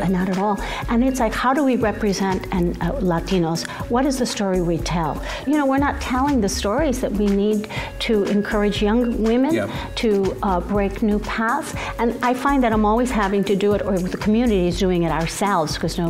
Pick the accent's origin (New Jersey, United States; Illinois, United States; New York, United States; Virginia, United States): Illinois, United States; Chicago; moved away as an adult; also born or lived in Texas / Mexico; I couldn't explain that I was born in Chicago, Mexican parents, so that's when I became Chicano.